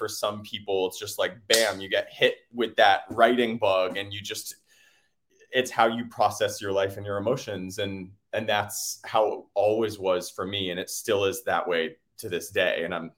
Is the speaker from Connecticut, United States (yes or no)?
yes; New Canaan, Connecticut, United States; moved away as an adult; also born or lived in New York; now in Los Angeles, United States; I'm from New Canaan, Connecticut. So My mom is a school teacher there